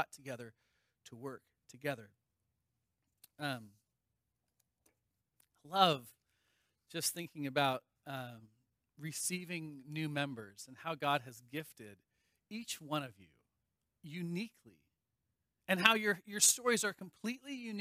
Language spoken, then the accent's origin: English; Vashon Island, Washington, United States; now in Pennsylvania, United States; I grew up on Vashon Island in Washington